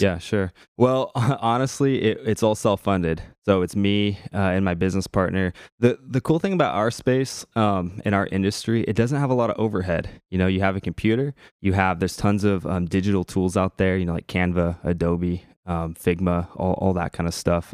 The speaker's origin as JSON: {"language": "English", "town": "Portland", "country": "United States", "said": "I'm from the Portland area"}